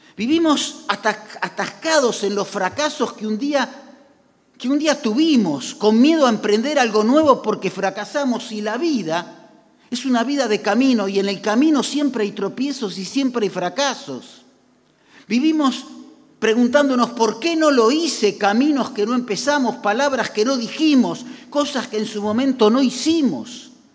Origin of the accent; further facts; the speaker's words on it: Argentina; como argentinos